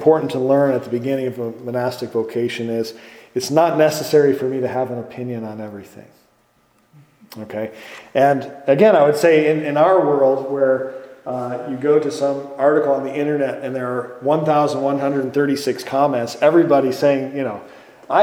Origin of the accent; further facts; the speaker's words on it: Green Bay, Wisconsin, United States; now in Chicago, United States; I grew up in Green Bay, Wisconsin